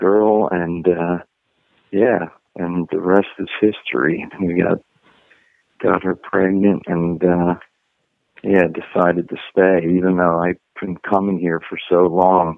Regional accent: United States; moved away as an adult; now in Germany; you come over here as an American musician

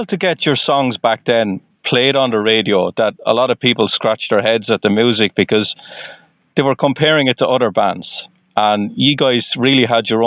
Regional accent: Ireland; you can probably tell from my accent I'm uh, I'm not from the U.S.

